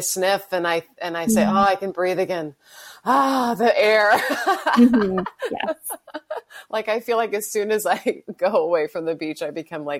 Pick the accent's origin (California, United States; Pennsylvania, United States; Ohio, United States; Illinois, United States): California, United States; Bakersfield; also born or lived in San Luis Obispo, California; now in La Jolla, United States; I was born in San Luis Obispo. Uh-huh. So I was born near the water, but when I was 5, my family moved to Bakersfield. So we moved inland.